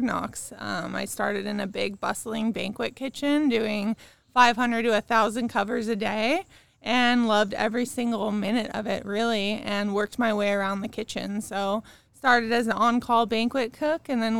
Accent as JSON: {"language": "English", "area": "Orange County", "region": "California", "country": "United States", "tie": "born or raised there", "also_born_or_lived": "Chicago / Ohio", "said": "I'm from California, so I'm native, local, born, raised right here in Orange County."}